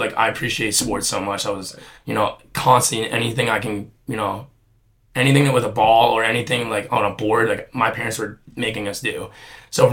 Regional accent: New Jersey, United States; growing up in Jersey

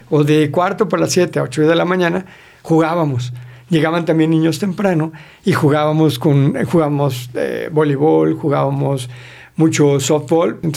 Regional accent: Mexico City, Mexico

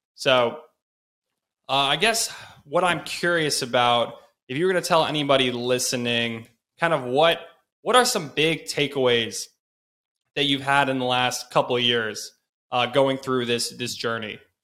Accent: Chapel Hill, North Carolina, United States; I grew up in Chapel Hill, North Carolina

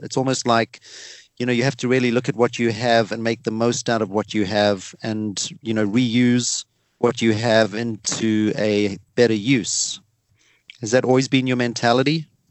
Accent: South Africa; accent: South African; It's my South African accent

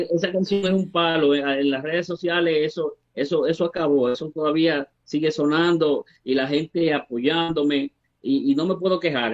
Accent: Peralta, Azua, Dominican Republic; now in Santo Domingo, Dominican Republic; yo soy de República Dominicana, dominicano 100%, soy de, de un campito muy humilde eh, llamado Peralta, eso pertenece al sur de la República Dominicana

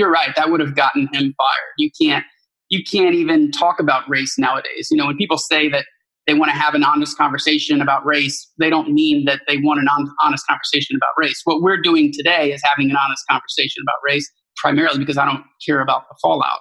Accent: United States; moved away as an adult; As an American, I speak a grand total of one language

